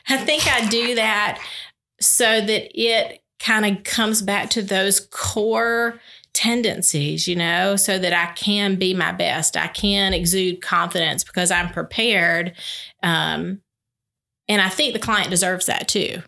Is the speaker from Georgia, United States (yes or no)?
yes; Albany, Georgia, United States; I am from Albany